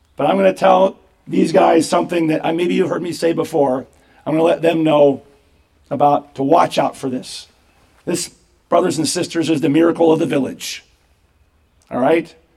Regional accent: United States; as Americans

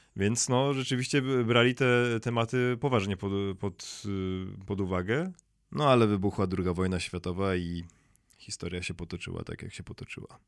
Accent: Szczecin, West Pomeranian Voivodeship, Poland; to moje rodzinne miasto w Szczecinie

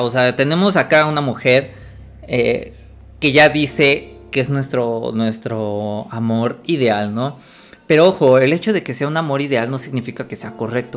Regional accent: Puebla, Mexico; Yo soy de Puebla

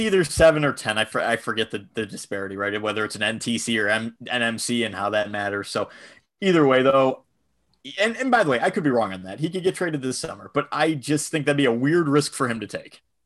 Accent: Buffalo, New York, United States; I'm from Buffalo

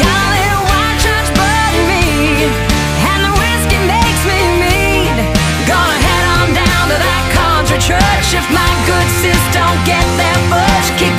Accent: Abbotsford, British Columbia, Canada; also born or lived in Toronto, Ontario; I grew up in Abbotsford, British Columbia

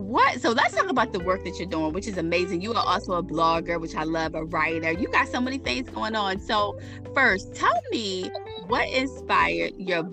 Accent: Baltimore, Maryland, United States; born or raised there

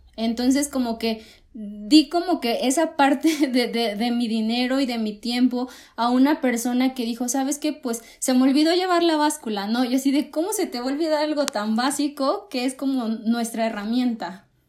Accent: Coatzacoalcos, Veracruz, Mexico; moved away; yo soy de Cuatza

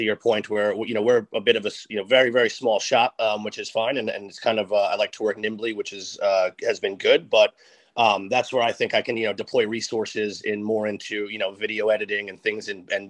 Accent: Westchester, New York, United States; also born or lived in East Village, New York City; now in New York City, United States; I'm from Westchester

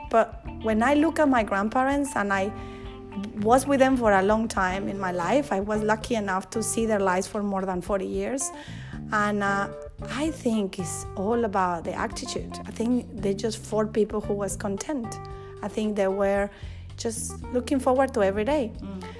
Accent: Monterrey, Nuevo León, Mexico; English is a second language; also born or lived in Mexico City; now in Australia; we started living in Mexico City after I was born in Monterrey. And then a couple of years later, we moved to Monterrey with my mom's family

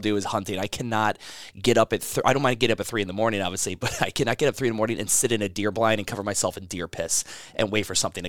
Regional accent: Cleveland, Ohio, United States; also born or lived in Chicago / Florida / California; I was born in Chicago, Illinois. He was doing work there at one point, Cleveland, Ohio. So we're always bouncing around.

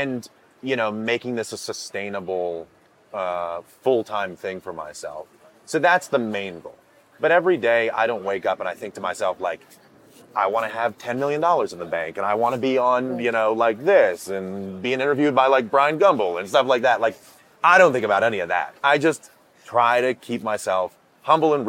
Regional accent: Maine, United States; I grew up in Maine

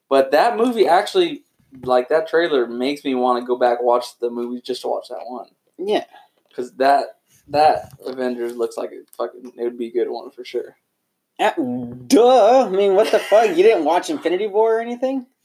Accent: Texas, United States

